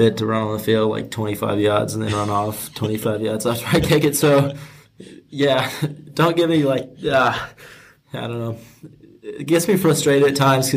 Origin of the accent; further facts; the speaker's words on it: Auckland, New Zealand; moved away as an adult; now in United States; I grew up in Auckland